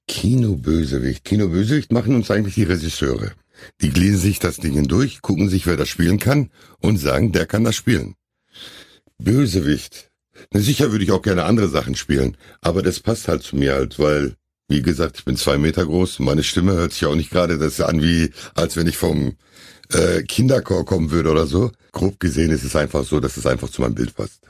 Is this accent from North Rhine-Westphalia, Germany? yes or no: yes; Hamm, North Rhine-Westphalia, Germany; ich war glaube ich zwei, als wir hier hingezogen sind. Mhm. Wir haben die ersten zwei Jahre auf der Fangstraße da damals gewohnt und dann in den Hammerwesten gezogen